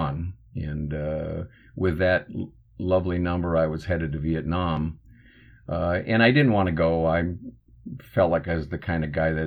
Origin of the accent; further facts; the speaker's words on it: Minnesota, United States; I'm from Minnesota originally